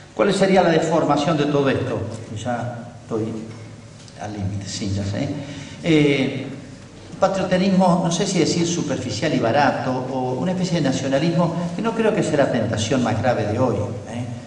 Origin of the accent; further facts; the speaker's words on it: Argentina; yo soy argentino, vivo acá